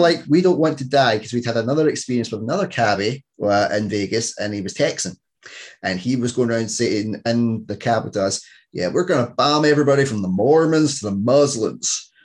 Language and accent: English; Scotland, United Kingdom